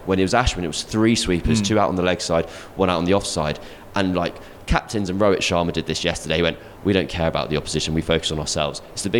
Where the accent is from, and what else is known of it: England, United Kingdom